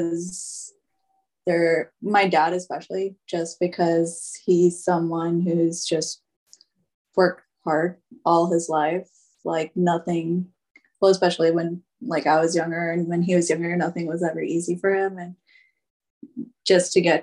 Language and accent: English; Mesquite, Nevada, United States; also born or lived in Las Vegas, Nevada; I was born in Vegas, but I grew up in a small town in Mesquite